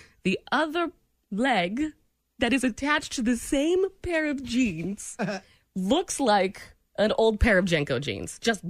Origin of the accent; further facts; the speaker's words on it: New England, United States; now in Kansas City, United States; I'm from New England.